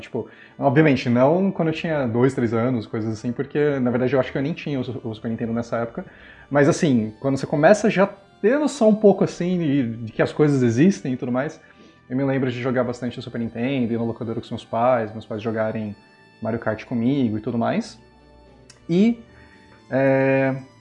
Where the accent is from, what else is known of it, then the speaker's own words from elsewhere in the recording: São Paulo, Brazil; Eu sou daqui de São Paulo